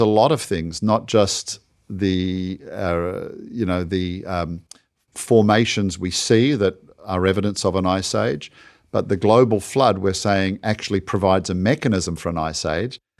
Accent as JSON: {"language": "English", "country": "Australia", "said": "my home country of Australia"}